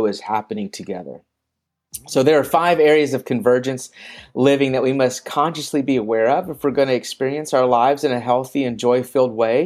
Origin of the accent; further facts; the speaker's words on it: Memphis, Tennessee, United States; moved away as an adult; also born or lived in China; now in Thailand; I'm originally from Memphis, Tennessee